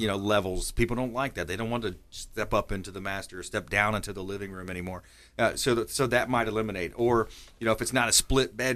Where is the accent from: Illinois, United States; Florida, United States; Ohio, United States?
Florida, United States; near Marco Island; Close enough to my hometown